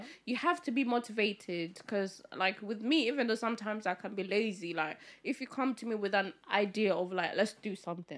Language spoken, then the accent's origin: English; India; I'm Indian.